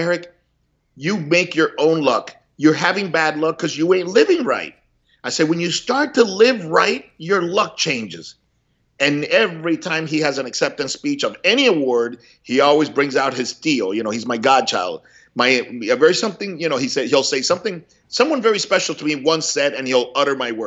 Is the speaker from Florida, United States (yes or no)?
yes; Miami, Florida, United States; also born or lived in Cuba; growing up in Miami in the 70s